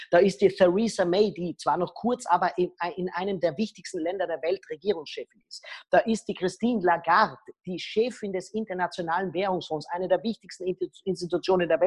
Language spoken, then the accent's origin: German; Austria; was ich nicht darf, weil ich bin Österreicher